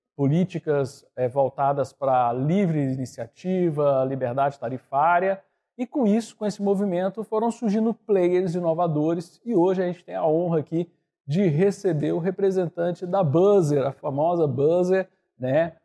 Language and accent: Portuguese; Goiânia, Goiás, Brazil; also born or lived in Brasília; eu fiz em Brasília, eu sou de Goiânia